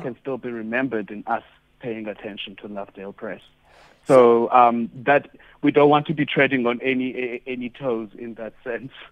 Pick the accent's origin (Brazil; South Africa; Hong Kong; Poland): South Africa; East London, Eastern Cape; a, young queer boy growing up, growing up in Duncan Village